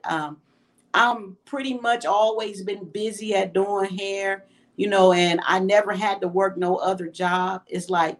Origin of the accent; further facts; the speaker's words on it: Peoria, Illinois, United States; moved away as an adult; now in Atlanta, United States; I'm from Peoria, Illinois